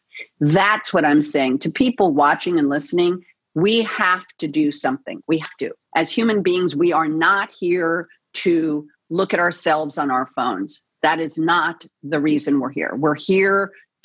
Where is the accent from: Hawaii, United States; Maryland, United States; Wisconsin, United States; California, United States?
California, United States; Los Angeles; It's my hometown, born and raised here in the City of Angels